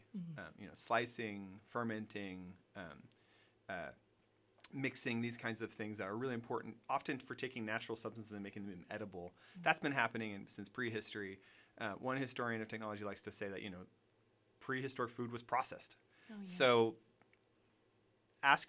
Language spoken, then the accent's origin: English; United States; also born or lived in London; being an American in Europe